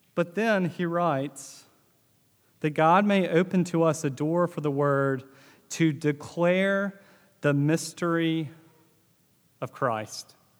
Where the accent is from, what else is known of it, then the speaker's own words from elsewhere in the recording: Northeast Mississippi, United States; growing up in Northeast Mississippi and being in the South